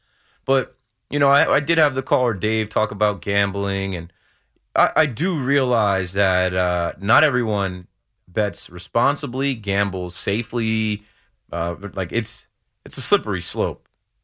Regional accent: New Jersey, United States; I'm from Jersey, so like, sports gambling in your phone, that was live in Jersey, I feel like, in like 2017.

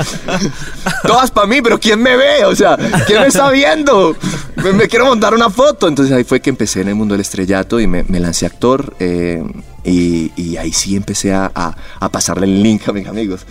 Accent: Medellín, Antioquia, Colombia; also born or lived in Bogotá; yo soy Medellín, yo soy paisa

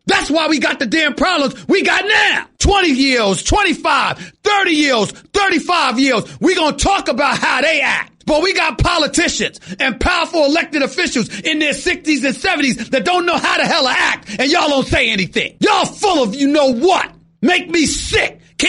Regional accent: United States; I'm an American. I'm a black man first, but I'm an American.

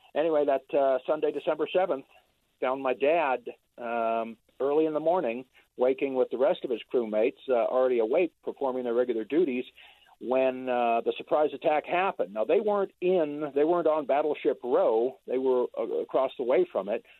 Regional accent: San Francisco Bay Area, California, United States; I grew up in the Bay Area

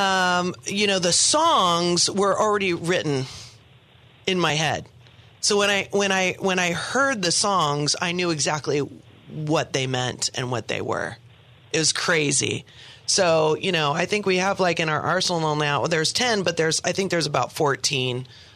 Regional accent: San Diego, California, United States; also born or lived in Los Angeles; born and raised in San Diego

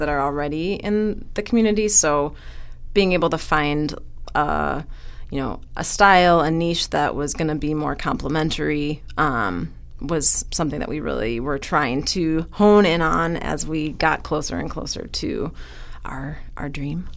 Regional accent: Wisconsin, United States; also born or lived in California; now in Madison, United States; we're both from Wisconsin

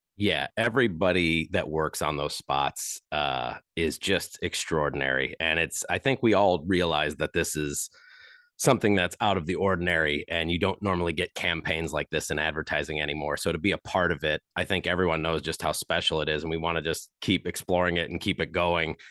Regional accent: Chesterton, Indiana, United States; born or raised there

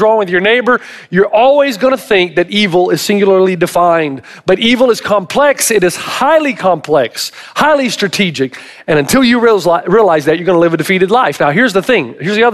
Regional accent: the South, United States; I'm from the South

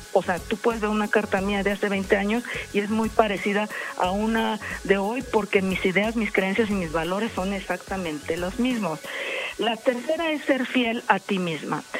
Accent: Mexico; representar a mi país

